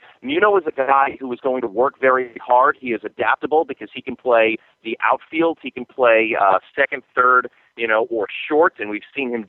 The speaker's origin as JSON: {"language": "English", "region": "New Jersey", "country": "United States", "tie": "born or raised there", "moved": "as an adult", "lives_now": "Fresno, United States", "said": "I'm actually from New Jersey, not New York. I grew up 50 miles outside of New York City, and both my parents are from New York. So I'm technically from New Jersey"}